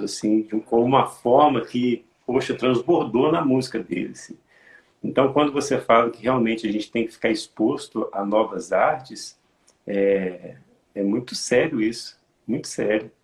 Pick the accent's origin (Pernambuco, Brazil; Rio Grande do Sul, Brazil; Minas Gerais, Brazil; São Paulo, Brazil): Minas Gerais, Brazil; Santos Dumont; eu sou de Santos Dumont, Minas Gerais